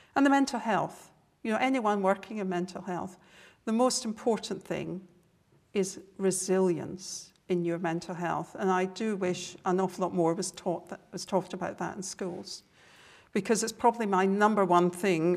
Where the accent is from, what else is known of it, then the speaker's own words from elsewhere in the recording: Scotland, United Kingdom; accent: Scottish; my Scottish accent